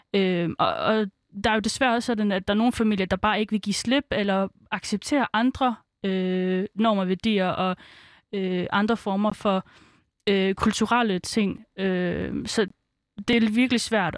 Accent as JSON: {"language": "Danish", "town": "Aarhus", "region": "Central Denmark Region", "country": "Denmark", "tie": "born or raised there", "also_born_or_lived": "Svendborg, Funen", "said": "jeg er jo født på Fyn, så øh, vi startede først ud med at være på Fyn, øhm, og så øhm, fik min far et arbejde nær Aarhus, så flyttede vi til Aarhus. Øh, og der gik jeg så på en indvandrerskole"}